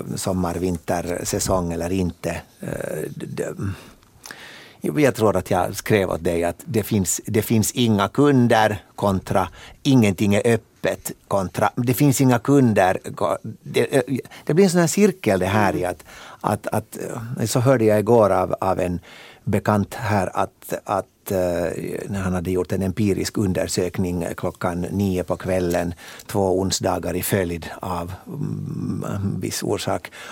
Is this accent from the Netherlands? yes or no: no; Helsinki, Uusimaa, Finland; moved away; also born or lived in Loviisa; jag är född och uppvuxen i Helsingfors men, men flyttade nog relativt tidigt ut till östra Nyland